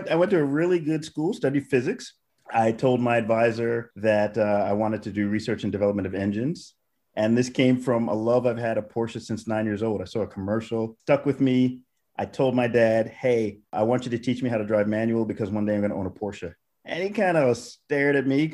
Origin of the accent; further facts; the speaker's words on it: New York City, New York, United States; moved away as an adult; also born or lived in Germany; I'm originally from New York City